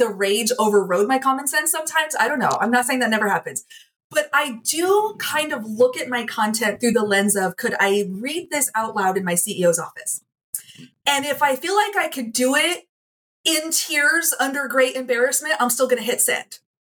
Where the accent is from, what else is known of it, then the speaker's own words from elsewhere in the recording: Midwest, United States; I grew up in the Midwest among some of these rough and tumble people